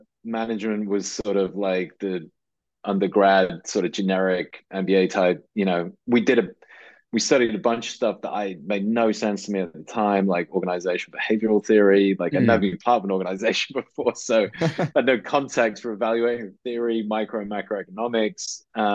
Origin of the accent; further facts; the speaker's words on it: just outside Liverpool, North West England, United Kingdom; I grew up in the northwest of England, just outside Liverpool